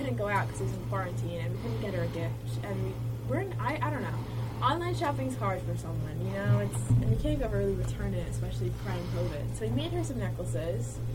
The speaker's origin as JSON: {"language": "English", "town": "Manhasset", "region": "New York", "country": "United States", "tie": "born or raised there", "also_born_or_lived": "Hampton Bays, New York", "said": "I am from Long Island, New York. I grew up in a small town called Manhasset"}